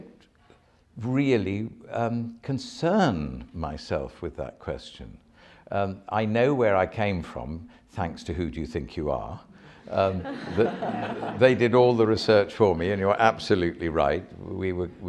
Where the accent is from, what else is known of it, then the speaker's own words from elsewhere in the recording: Sandwich, South East England, United Kingdom; I come from Sandwich in Kent